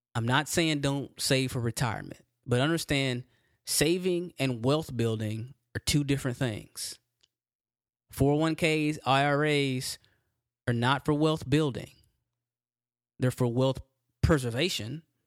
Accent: Texas, United States; I'm from Texas

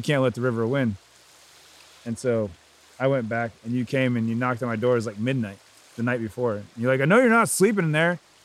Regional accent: United States; we're outside of Washington, D.C.

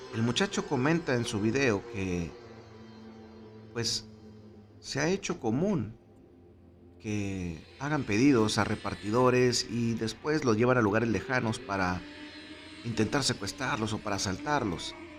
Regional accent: Monterrey, Nuevo León, Mexico; como buenos regios

